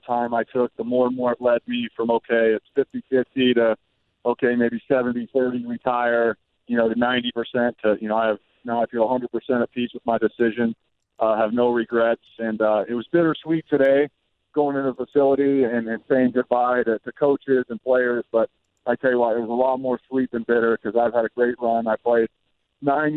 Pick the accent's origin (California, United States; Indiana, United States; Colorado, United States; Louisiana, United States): Indiana, United States; Indianapolis; I've got to play 7 years in Indianapolis, my hometown